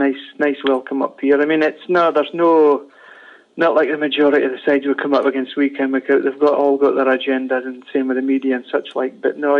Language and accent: English; Fraserburgh, Scotland, United Kingdom; I was born 37 years ago, so born and raised in Fraserburgh.